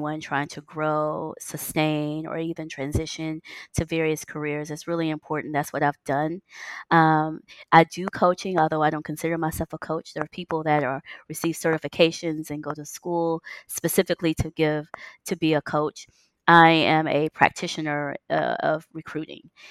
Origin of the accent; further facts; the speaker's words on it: United States; moved away; It's so different from living in the U.S. We're so American trained.